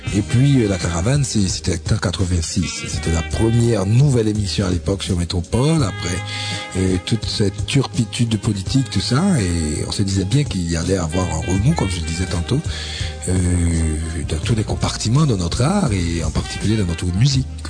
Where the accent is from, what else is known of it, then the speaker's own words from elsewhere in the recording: Haiti; la vraie musique euh, d'Haïti, hein, la vraie musique de nos racines